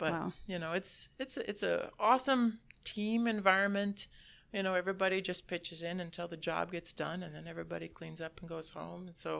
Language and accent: English; Minnesota, United States; And my family, I have family roots from Wisconsin, from Dunn County. But I was raised in Minnesota because my grandparents moved there.